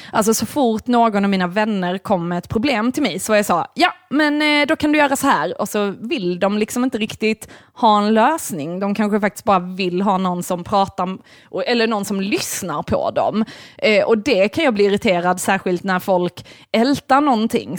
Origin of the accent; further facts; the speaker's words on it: Malmö, Skåne, Sweden; also born or lived in Lund; jag är ju ändå uppväxt i Malmö